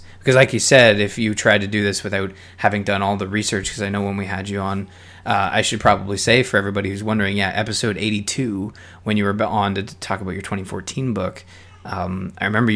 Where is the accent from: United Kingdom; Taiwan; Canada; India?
Canada; I'm Canadian.